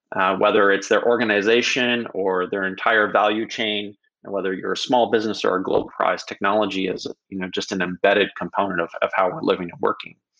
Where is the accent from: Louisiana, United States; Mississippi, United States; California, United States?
California, United States; Silicon Valley; I started my very young entrepreneurial career growing up in Silicon Valley